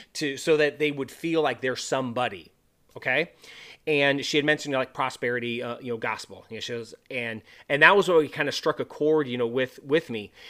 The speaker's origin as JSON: {"language": "English", "region": "California", "country": "United States", "also_born_or_lived": "North Dakota / Montana / Wyoming / Florida", "moved": "as an adult", "said": "I'm originally from California"}